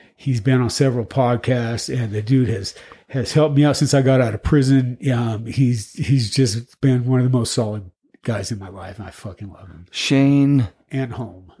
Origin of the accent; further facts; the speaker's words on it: Boulder, Colorado, United States; we grew up right here in Boulder, just on the other side of town